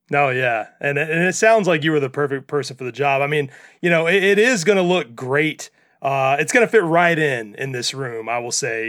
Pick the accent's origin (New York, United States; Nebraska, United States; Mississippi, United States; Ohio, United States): Mississippi, United States; I'm from Mississippi